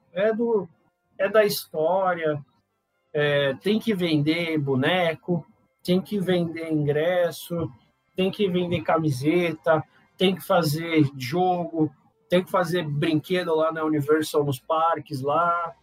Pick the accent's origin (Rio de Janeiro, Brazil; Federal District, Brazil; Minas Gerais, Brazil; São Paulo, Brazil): São Paulo, Brazil; also born or lived in Manaus; sou de São Paulo, mas eu morei em Manaus.